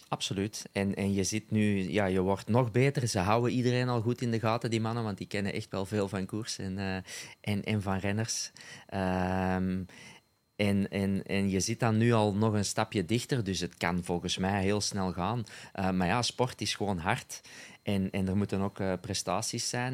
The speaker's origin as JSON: {"language": "Dutch", "region": "Flanders", "country": "Belgium"}